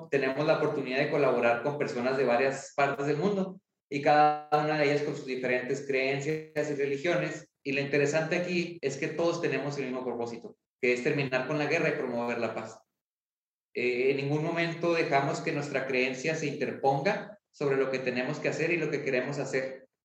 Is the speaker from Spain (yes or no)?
no; Ciudad Juárez, Chihuahua, Mexico; yo soy de Ciudad Juárez, estamos en Ciudad Juárez.